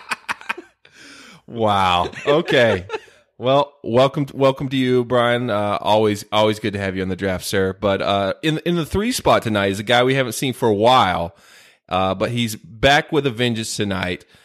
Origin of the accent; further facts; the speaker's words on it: North Carolina, United States; my home state of North Cackalack